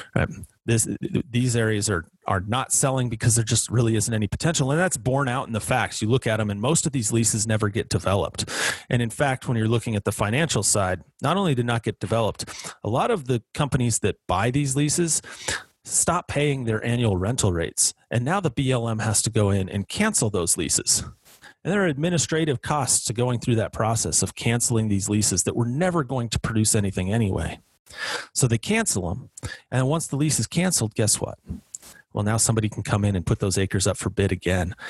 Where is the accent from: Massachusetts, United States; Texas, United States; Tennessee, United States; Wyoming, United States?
Wyoming, United States; my home state of Wyoming